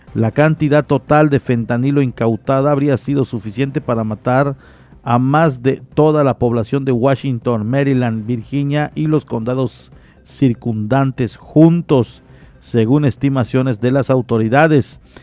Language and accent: Spanish; Mexico; como mexicanos